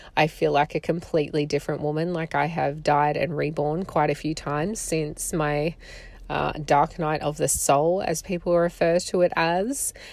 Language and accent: English; Australia; accent: strong Australian; I live in Australia. You can probably hear from my accent. It is apparently very strong.